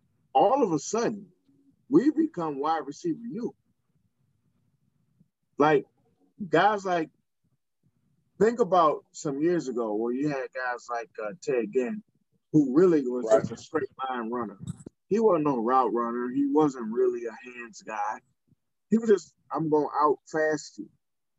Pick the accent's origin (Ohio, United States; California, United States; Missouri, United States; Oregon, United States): Ohio, United States; Cleveland; I'm from Cleveland, and I've been to Columbus multiple times in my life.